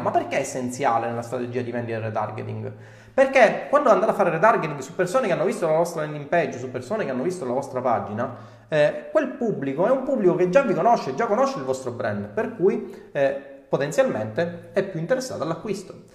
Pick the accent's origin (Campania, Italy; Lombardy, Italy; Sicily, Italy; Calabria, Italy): Sicily, Italy; accent: Sicilian; ho l'accento siciliano